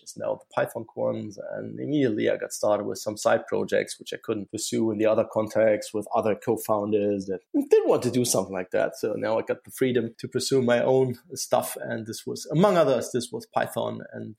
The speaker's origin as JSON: {"language": "English", "region": "Saarland", "country": "Germany", "tie": "born or raised there", "said": "moved back to my hometown in the Saarland area due to the family"}